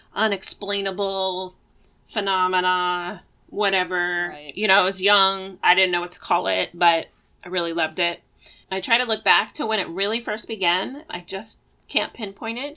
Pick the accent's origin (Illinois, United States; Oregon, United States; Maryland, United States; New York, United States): Oregon, United States; Eugene; I was born in Eugene, Oregon, and I live about 15 minutes away from the house that I grew up